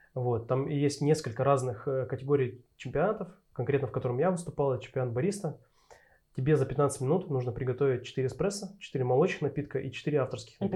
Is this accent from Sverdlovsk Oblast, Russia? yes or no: yes; Berezovsky, Sverdlovsk Oblast, Russia; also born or lived in Yekaterinburg; На данный момент я живу в городе Березовский. Вот, это мой родной город.